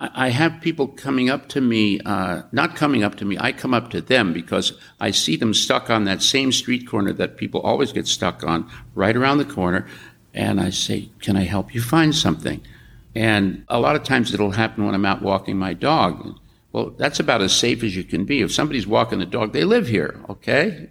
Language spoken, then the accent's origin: English; New York, United States; now in San Francisco, United States; I grew up in New York.